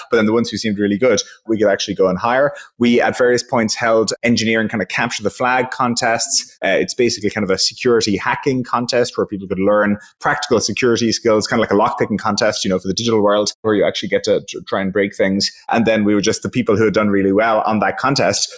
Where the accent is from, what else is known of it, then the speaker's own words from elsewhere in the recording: Ireland; I'm from Ireland